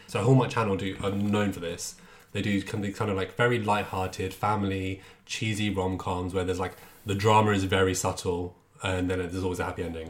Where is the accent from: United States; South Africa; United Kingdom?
United Kingdom; England; I grew up in England